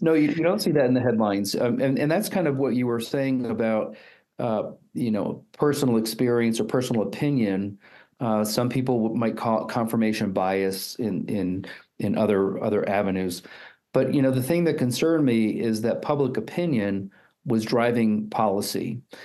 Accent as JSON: {"language": "English", "region": "East Coast", "country": "United States", "also_born_or_lived": "Houston, Texas / Utah", "moved": "as an adult", "lives_now": "Colorado Springs, United States", "said": "I'm I'm originally from the East Coast"}